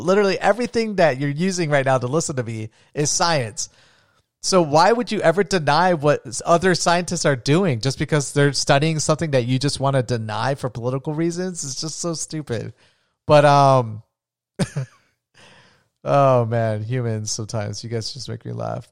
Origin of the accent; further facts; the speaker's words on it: Florida, United States; I'm from Florida